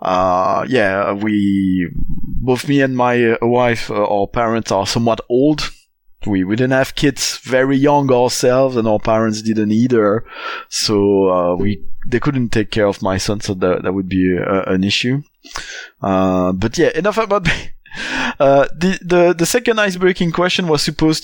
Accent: Belgium; first language French; English is a second language; now in London, United Kingdom

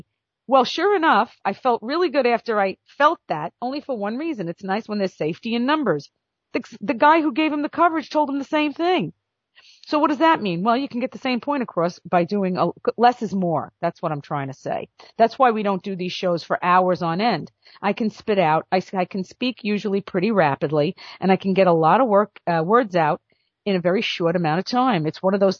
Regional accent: New York, United States; I'm from New York

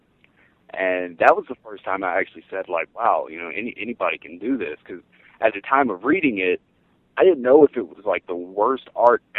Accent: the South, United States; I grew up in the South.

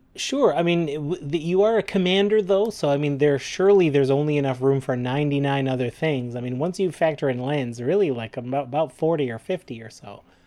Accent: Canada; We're proud Canadian podcasters

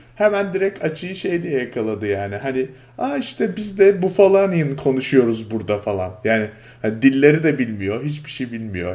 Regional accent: Istanbul, Turkey; moved away as an adult; now in United States; Ben de İstanbulluyum yani officially Müslüman

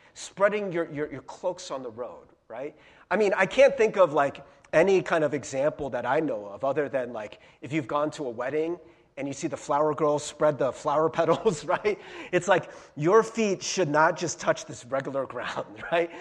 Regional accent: United States; as an American

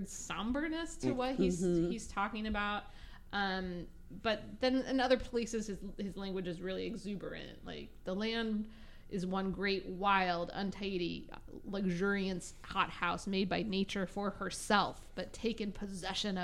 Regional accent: Nebraska, United States; moved away as an adult; also born or lived in Florida; I grew up in Nebraska in the plains

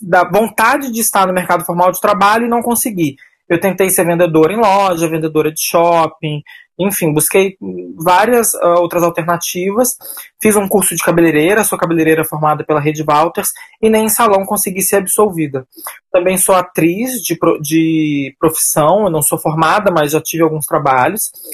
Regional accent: São Paulo, Brazil; moved away as an adult; now in Rio de Janeiro, Brazil; eu sou natural de São Paulo, moro no Rio de Janeiro há 12 anos

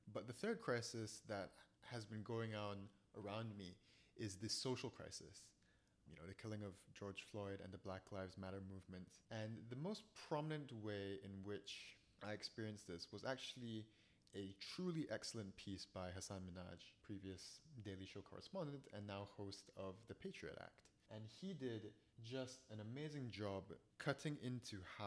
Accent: Singapore; now in United States; I'm from Singapore.

